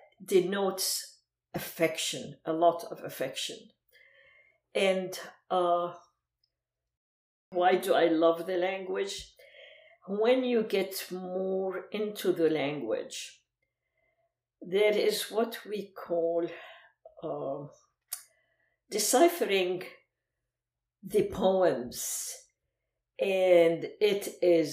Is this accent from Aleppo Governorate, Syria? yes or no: yes; Aleppo, Aleppo Governorate, Syria; first language Arabic; English is a second language; moved away as an adult; also born or lived in Lebanon; now in United States; my hometown, Aleppo